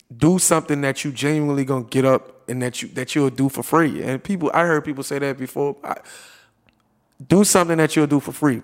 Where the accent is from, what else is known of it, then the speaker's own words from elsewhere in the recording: New Orleans, Louisiana, United States; I'm from New Orleans